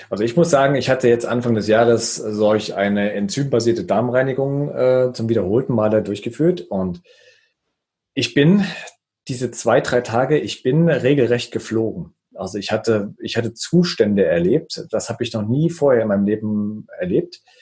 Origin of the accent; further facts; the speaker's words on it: Thuringia, Germany; ich bin, ich bin Thüringer, ich bin mit Fleisch und Wurst groß geworden